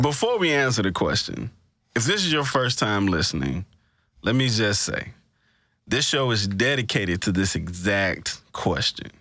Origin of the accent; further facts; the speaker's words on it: Greenville, Mississippi, United States; my hometown, Greenville, Mississippi